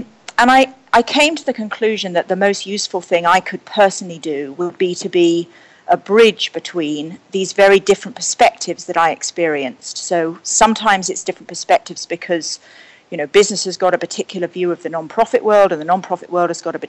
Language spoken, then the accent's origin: English; Surrey and Hampshire, South East England, United Kingdom; now in New York, United States; I grew up in Surrey and Hampshire in Britain.